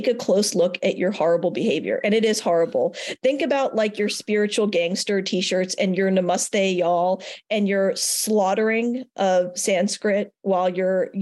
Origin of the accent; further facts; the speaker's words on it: Richmond, Virginia, United States; moved away; also born or lived in Denver; I've just moved back to my hometown of Richmond, Virginia